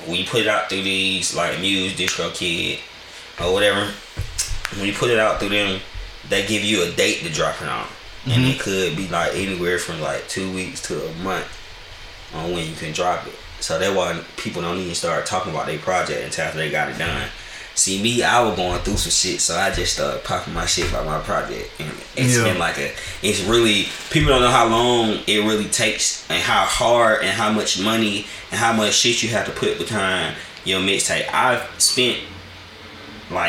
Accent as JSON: {"language": "English", "town": "Baton Rouge", "region": "Louisiana", "country": "United States", "tie": "born or raised there", "said": "I grew up in Baton Rouge"}